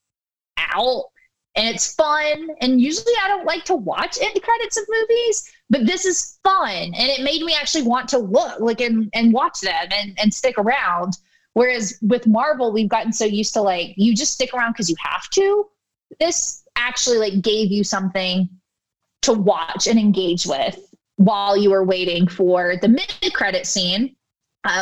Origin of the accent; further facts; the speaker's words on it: East Coast, United States; I'm from the East Coast